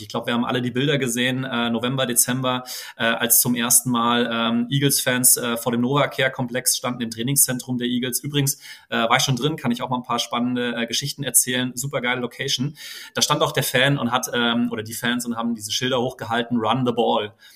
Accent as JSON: {"language": "German", "town": "Frankfurt", "region": "Hesse", "country": "Germany", "tie": "born or raised there", "said": "gebürtiger Frankfurter"}